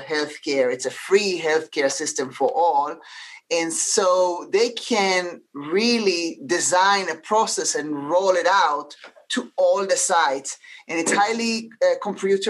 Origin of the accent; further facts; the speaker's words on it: Israel; now in United States; I know no one noticed my accent, but I'm originally from Israel